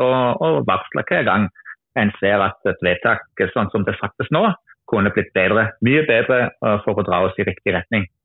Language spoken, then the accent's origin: Norwegian; Germany; Norwegian is a second language; moved away as an adult; also born or lived in Randaberg, Norway; now in Norway; er jeg opprinnelig tysker, men har bodd i Norge i ja, 21 år snart